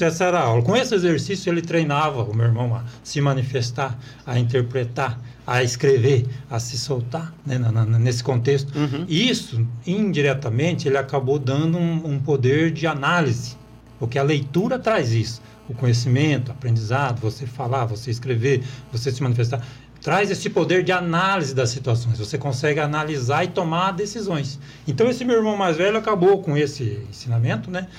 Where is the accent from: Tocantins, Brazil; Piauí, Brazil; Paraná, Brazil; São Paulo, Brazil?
Paraná, Brazil; Apucarana; moved away as an adult; also born or lived in Marilândia do Sul; now in Guaíra, Brazil; eu nasci em Apucarana